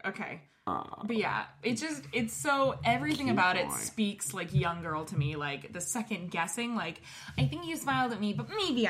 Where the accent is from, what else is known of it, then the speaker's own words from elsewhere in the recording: California, United States; moved away; It's probably because I grew up in California and they put fluoride in our water, which I just realized they don't do in this state.